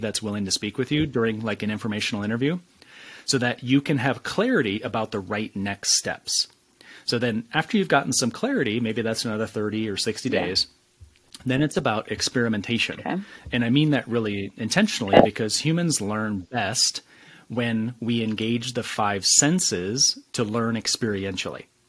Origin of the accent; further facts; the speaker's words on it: West Michigan, United States; I started out in this small West Michigan town full of challenges, full of hardships, full of struggles